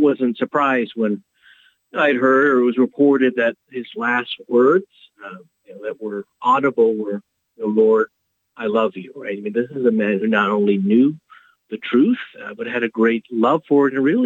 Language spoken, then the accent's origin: English; Houston, Texas, United States; moved away; also born or lived in Steubenville, Ohio / Mundelein, Illinois; So I'm a native Houstonian. I'm from Texas